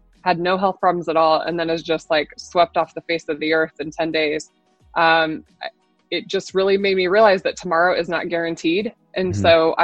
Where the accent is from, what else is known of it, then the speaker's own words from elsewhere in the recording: Nebraska, United States; I'm born and raised in Nebraska